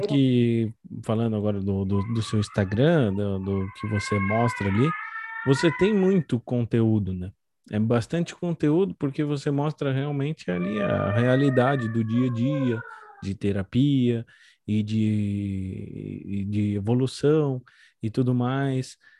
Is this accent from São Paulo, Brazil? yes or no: yes; São Paulo, Brazil; moved away as an adult; now in Santa Catarina, Brazil; eu sou de São Paulo, estou morando em Santa Catarina há pouco tempo